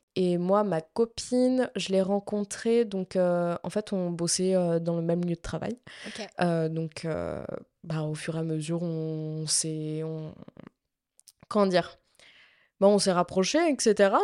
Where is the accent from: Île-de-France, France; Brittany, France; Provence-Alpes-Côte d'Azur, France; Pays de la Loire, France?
Pays de la Loire, France; Nantes; je suis euh, de Nantes depuis ma naissance